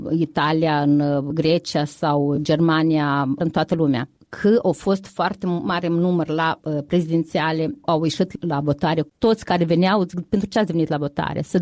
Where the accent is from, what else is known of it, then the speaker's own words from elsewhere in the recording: Romania; Chemarea este pentru că aici ne-am născut. Sunt româncă prin uh, tradiție, prin uh, istorie